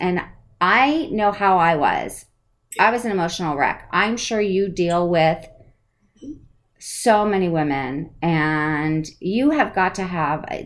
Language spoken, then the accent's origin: English; East Coast, United States; I'm from the East Coast